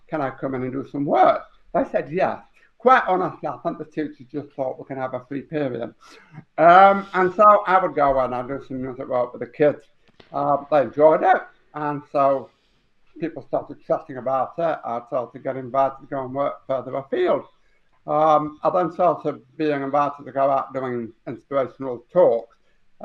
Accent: Huddersfield, Yorkshire and the Humber, United Kingdom; I was born in Huddersfield in 1964

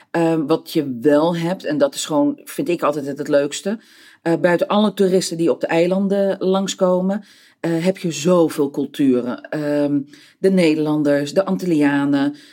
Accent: Peru; moved away; Ik kom van origine uit Zuid-Amerika. Ik ben geboren eh, in Peru, eh, deels op, opgetogen.

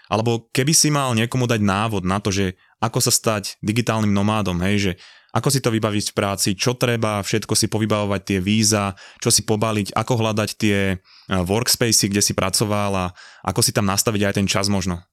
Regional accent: Slovakia; moved away as an adult; also born or lived in Vancouver, Canada; ja som odchádzal zo Slovenska s tým, že ja som tu mal vybudované proste zázemie, mal som tu priateľku, mal som tu kamošov

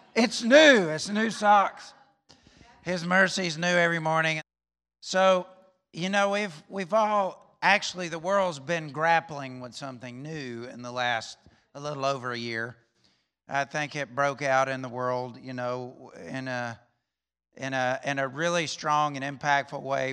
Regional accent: Alabama, United States; moved away; I'm from Alabama

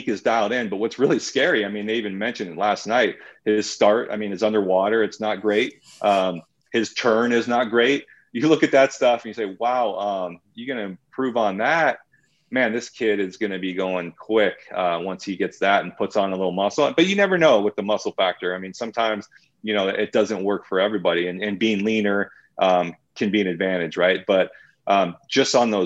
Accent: United States; I'm still an American. I still love my country

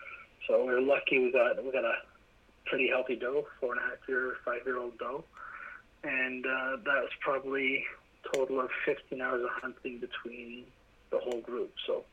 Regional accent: Vaughan, Ontario, Canada; So I'm from Vaughan.

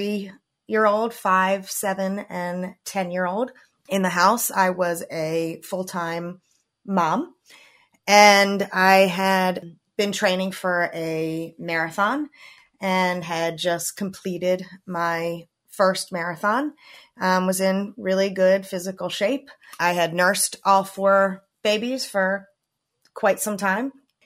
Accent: Maryland, United States; I grew up in Maryland, which I am still currently living in.

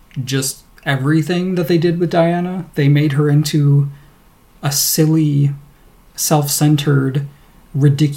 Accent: United States; now in Canada; As an American

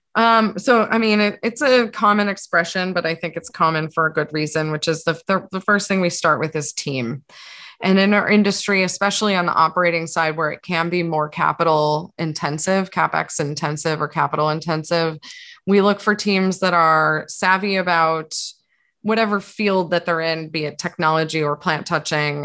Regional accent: East Coast, United States; moved away as an adult; also born or lived in New York; now in San Francisco, United States; having grown up on the East Coast where there was no whisper of a legal market

